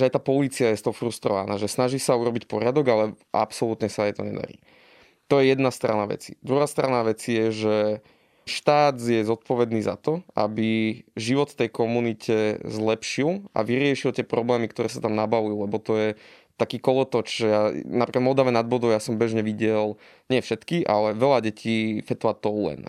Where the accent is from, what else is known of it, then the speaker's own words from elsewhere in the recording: eastern Slovakia, Slovakia; Ja som pôvodom z východu a teda ako dieťa som si zažil všelijaké potičky